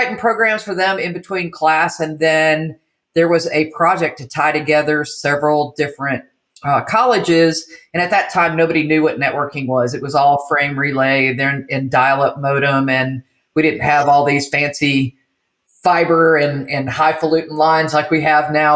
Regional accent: Michigan, Midwest, United States; also born or lived in Illinois / California / Tennessee; now in Jackson, United States; I'm a Midwestern girl. So I was raised in Michigan, Illinois, lived in California for a little bit. Then we moved to Tennessee and I moved here with an ex and kind of stayed here.

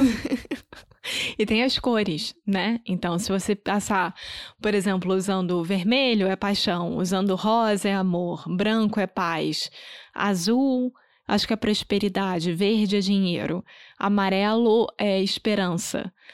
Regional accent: Rio de Janeiro, Brazil; moved away; Eu sou brasileira, carioca do Rio de Janeiro.

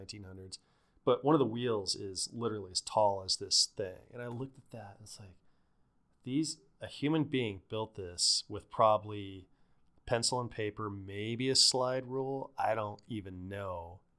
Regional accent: Pueblo, Colorado, United States; I grew up in Pueblo

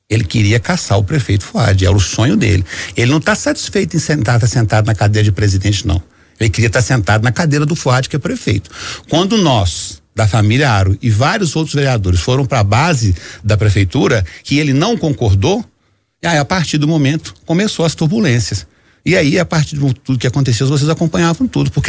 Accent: Belo Horizonte, Minas Gerais, Brazil; Eu sou da periferia, eu sou do Barreiro com muito orgulho.

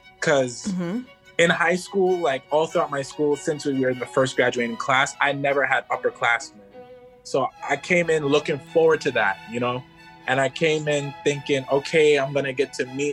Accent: Hempstead, New York, United States; I'm from Hempstead, New York

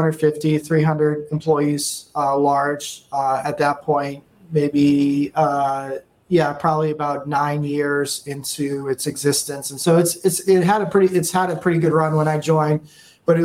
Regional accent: Massachusetts, United States; moved away as an adult; now in Austin, United States; originally born and raised in Massachusetts, went to school there, high school, college

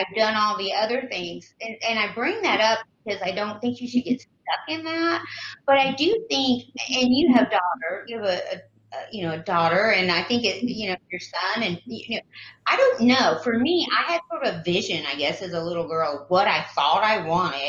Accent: the South, United States; I grew up in the South, and the South is quite different

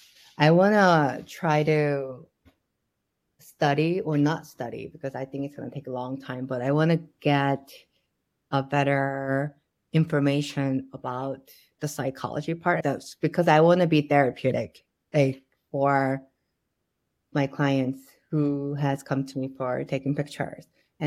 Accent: Ohio, United States; also born or lived in New York; now in Seoul, South Korea; I didn't realize that's what I grew up with in Ohio. And then Ohio, Lake Erie, and then it has the biggest national park.

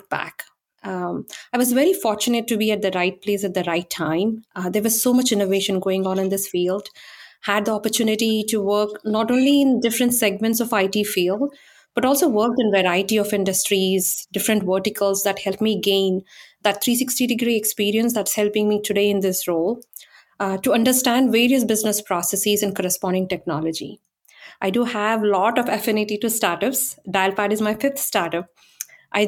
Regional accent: India; moved away as an adult; now in Silicon Valley, United States; I was born and raised in India

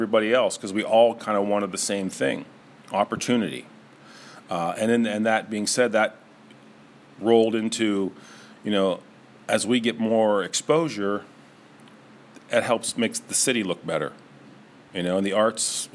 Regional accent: Niles, Ohio, United States; also born or lived in Rochester; I'm an artist from the area. I grew up in Niles, went to Howland High School, graduated from YSU in the 90s

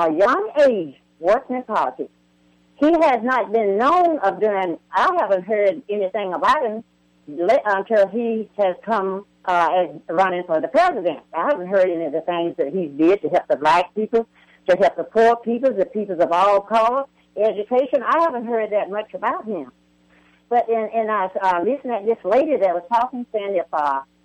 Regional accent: Arkansas, United States; moved away as an adult; now in Buckeye, United States; I was born and reared in Arkansas, and I've lived here in Arizona almost 30 years.

